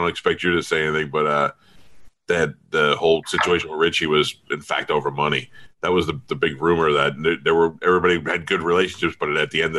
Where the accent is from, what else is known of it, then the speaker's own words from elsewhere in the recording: New York City, New York, United States; moved away; also born or lived in Florida; I grew up in Staten Island. I'm a huge fan. I'm probably one of the rare guys that you see, especially now I'm 48 years old